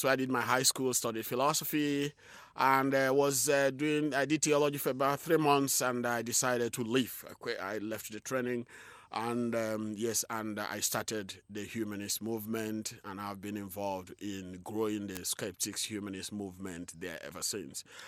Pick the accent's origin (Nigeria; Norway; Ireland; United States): Nigeria; southeastern Nigeria; I was born in a rural community in southeastern Nigeria. shortly after the Nigerian Civil War, and, uh, so I grew up, you know, in a very difficult circumstances.